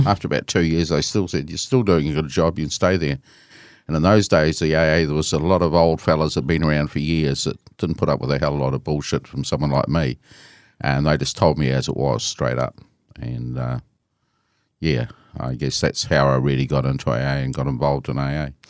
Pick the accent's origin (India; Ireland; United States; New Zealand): New Zealand; Christchurch, Canterbury; I was born in Christchurch, and I um, um, grew up in Christchurch and went to school in Christchurch